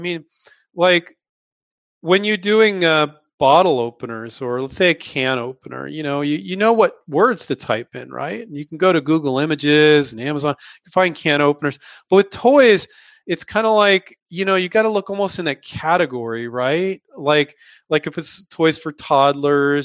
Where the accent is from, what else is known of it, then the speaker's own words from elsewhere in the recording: Silicon Valley, California, United States; moved away as an adult; also born or lived in San Diego, California / Chico, California; now in Henderson, Nevada, United States; Silicon Valley is where I grew up